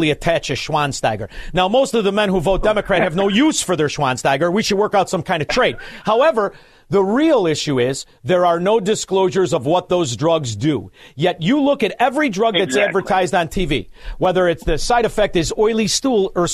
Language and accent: English; Chicago, Illinois, United States; I grew up in Chicago